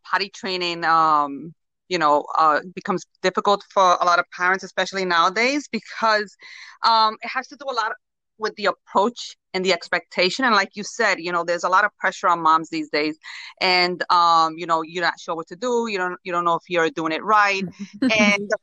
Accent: Puerto Rico; moved away; I come from Puerto Rico

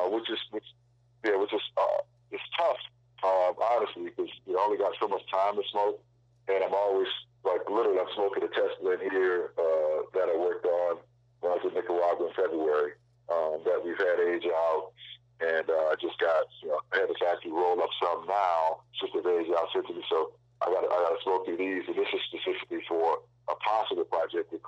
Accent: New Orleans, Louisiana, United States; we grew up together in New Orleans

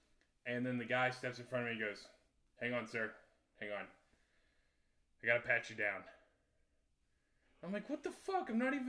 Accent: United States; I think it's because I'm American.

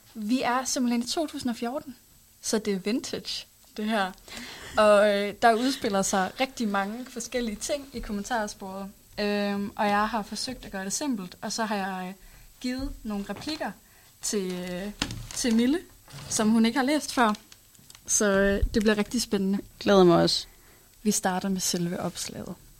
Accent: Hals, North Denmark Region, Denmark; jeg kommer fra Hals. Det er sådan en lille by, der ligger øh, nord for øh, Aalborg

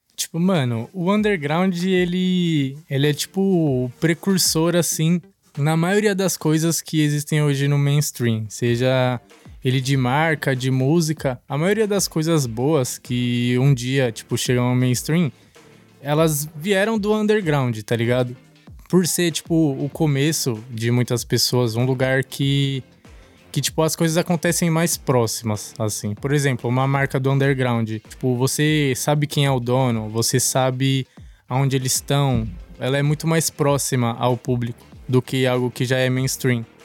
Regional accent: São Paulo, Brazil; sou de São Mateus, no extremo leste

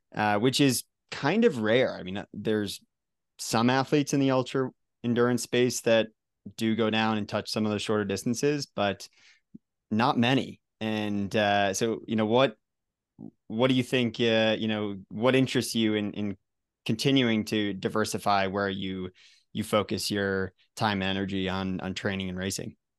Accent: Colorado, United States; my home state here of Colorado

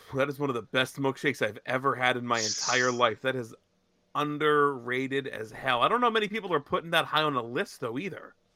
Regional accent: Lancaster County, Pennsylvania, United States; I grew up in Lancaster County

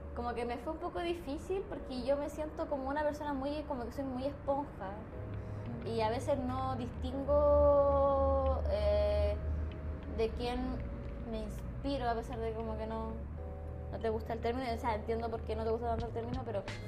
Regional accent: Coquimbo, Chile; moved away as an adult; now in Santiago, Chile; soy de la región de Coquimbo

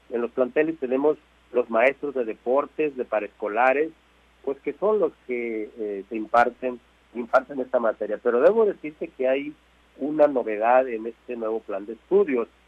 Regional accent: Batequitas, Sinaloa, Mexico; yo soy de Batequitas, es mi pueblo.

